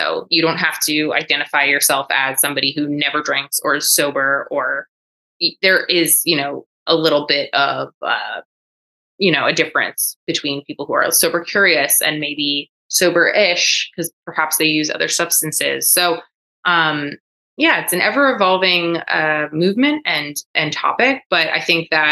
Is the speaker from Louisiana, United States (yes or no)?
no; Coral Springs, Florida, United States; also born or lived in New York; I was born in New York. I grew up in South Florida in the greater Fort Lauderdale area, in a town called Coral Springs